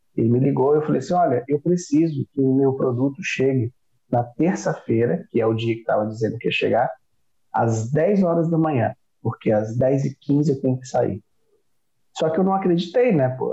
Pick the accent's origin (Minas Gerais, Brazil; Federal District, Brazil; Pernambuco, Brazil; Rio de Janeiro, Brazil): Federal District, Brazil; Brasília; moved away; also born or lived in Northeast Brazil; Eu sou de Brasília